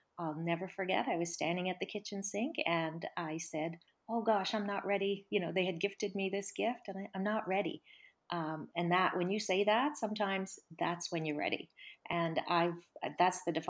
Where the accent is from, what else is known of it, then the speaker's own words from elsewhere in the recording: Cape Breton, Nova Scotia, Canada; also born or lived in Caribbean; I grew up on two beautiful islands, actually, one in the Caribbean, and then we moved to Cape Breton, the other beautiful island, when I was 10.